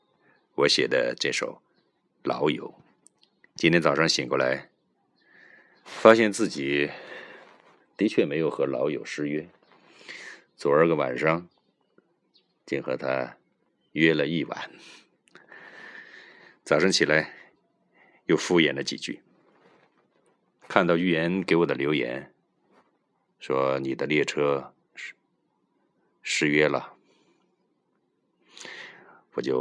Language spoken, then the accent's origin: Chinese; Sichuan, China; 咱们四川人说。